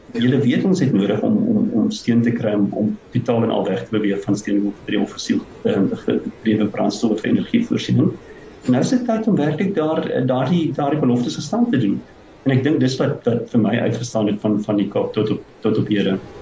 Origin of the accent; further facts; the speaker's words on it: South Africa; as Suid-Afrikaners